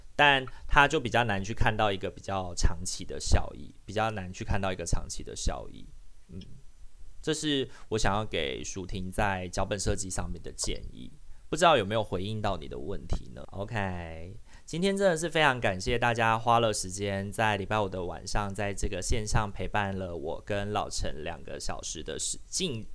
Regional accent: Taiwan; accent: Taiwanese Hokkien; first language Taiwanese Hokkien; Chinese is a second language; 像我跟阿明的母语，我们的认同就是闽南语，就台语

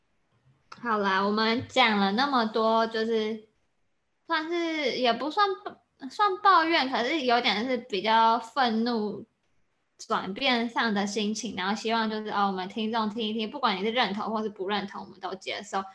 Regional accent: Taiwan; moved away as an adult; also born or lived in United States; 像我就是现在就在台湾工作

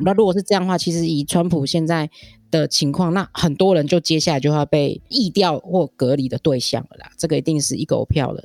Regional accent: Taiwan; 我们台湾人民

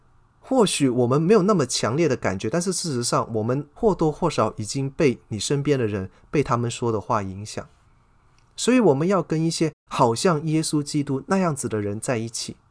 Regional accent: China; 我们中国人有一句老话叫做"近朱者赤，近墨者黑"啊，这个不是没有道理的。

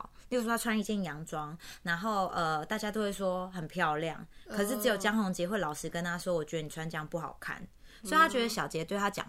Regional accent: Taiwan; 我们台湾人

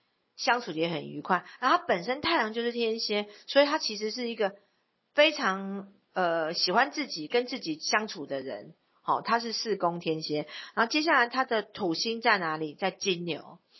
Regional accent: Taipei, Taiwan; born there; 因为我本身是在台北出生。

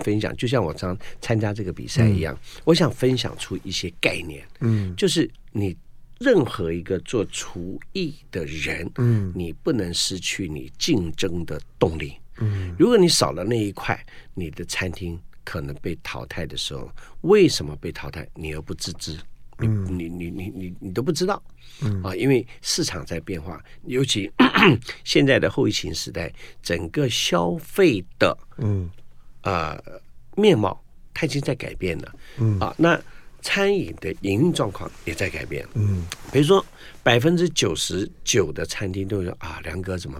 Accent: Guangdong, China; 我们老广，

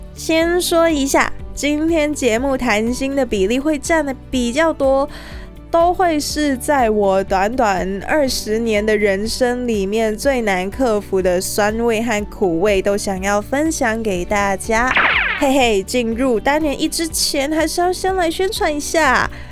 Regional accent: Hong Kong; moved away as an adult; now in Taiwan; 我从小在香港接触到的邻居都是有事才会来敲门

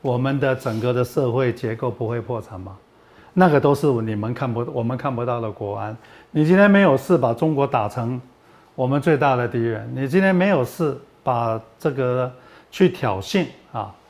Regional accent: Taiwan; 我们台湾人

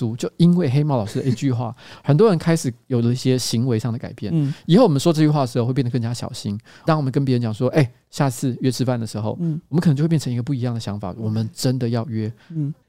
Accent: Taipei, Taiwan; 虽然我是台北人没错

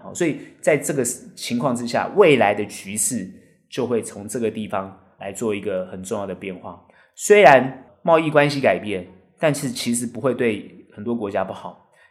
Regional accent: Taiwan; 我们台湾人

